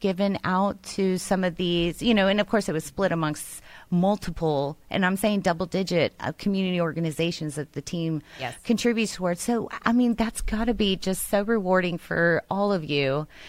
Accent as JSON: {"language": "English", "town": "Houston", "region": "Texas", "country": "United States", "tie": "born or raised there", "said": "as a Houstonian, I grew up in Houston, right in the thick of it."}